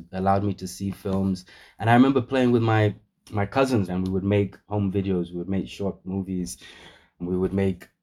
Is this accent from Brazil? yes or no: no; Namibia; also born or lived in United Kingdom / United States; growing up in Namibia, all the way at the bottom of Southern Africa.